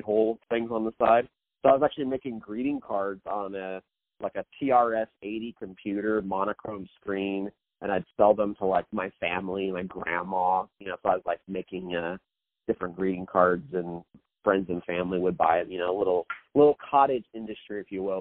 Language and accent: English; Kansas City, Missouri, United States; I was born and raised in actually in the Midwest in Kansas City, Missouri